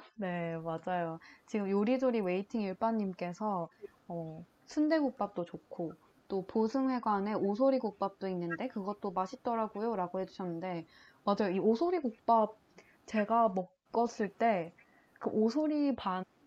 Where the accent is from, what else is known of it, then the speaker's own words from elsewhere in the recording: Changwon, South Gyeongsang, South Korea; moved away; also born or lived in Gimhae; 본가가 창원이어가지고 어, 그 고등학교는 김해에서 나왔는데